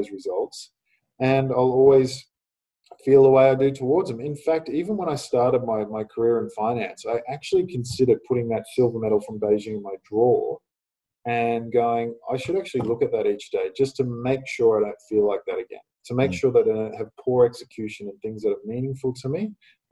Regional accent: Australia; winning in my home country

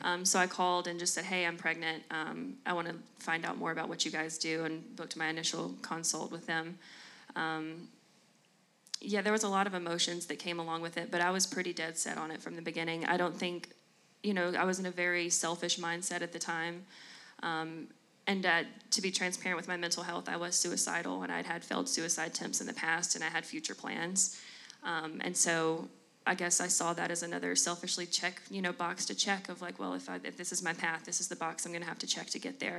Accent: Jackson, Tennessee, United States; moved away as an adult; also born or lived in Murfreesboro, Tennessee; I'm from West Tennessee, the Jackson area, That's born and raised

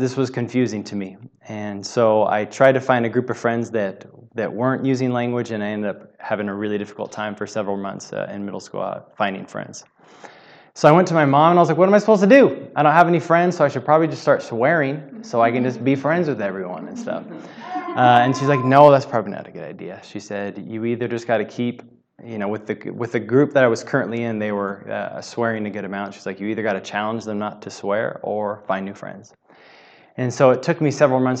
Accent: Southern California, United States; I grew up in Southern California

